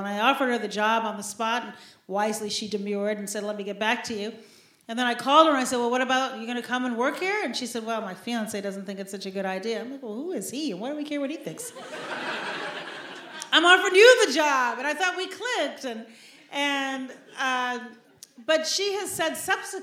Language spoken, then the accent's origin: English; Chicago, Illinois, United States; also born or lived in Shiraz, Iran; I'm from Chicago